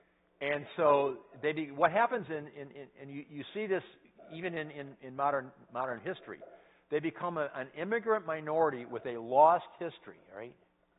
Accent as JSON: {"language": "English", "country": "United States", "accent": "American English", "said": "as an American, I say that I'm a English speaker, right? I speak English. No, I speak American English."}